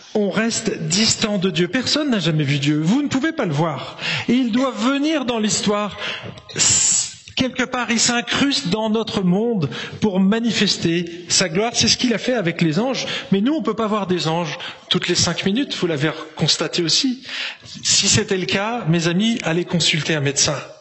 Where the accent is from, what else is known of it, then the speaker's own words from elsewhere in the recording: France; also born or lived in Marseille; en tant que français